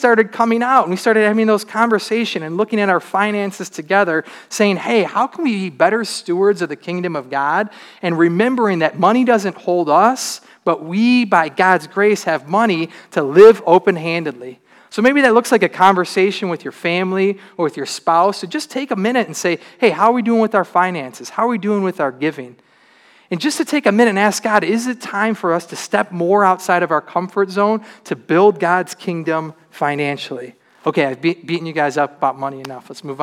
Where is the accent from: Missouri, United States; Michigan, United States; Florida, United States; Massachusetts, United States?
Michigan, United States; Troy; I grew up in Troy in a pretty good neighborhood.